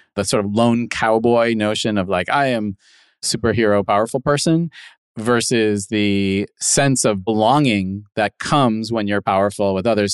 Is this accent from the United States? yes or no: yes; Midwest, United States; moved away; I was a kid from the Midwest